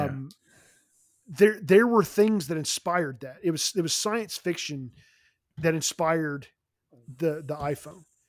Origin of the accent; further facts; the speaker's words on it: Nashville, Tennessee, United States; moved away; I'm originally from Nashville